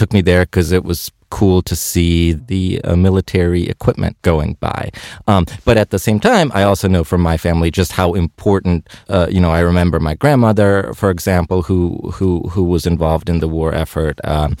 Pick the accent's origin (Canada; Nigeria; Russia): Russia; Moscow; so I was born in Moscow in 1985